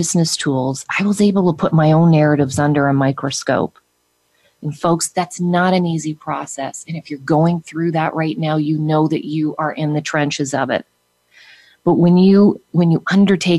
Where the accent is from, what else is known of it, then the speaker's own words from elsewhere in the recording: Canada; now in United States; I had left my home country and everyone that I was and everything that I was familiar with when I left Canada and moved to the United States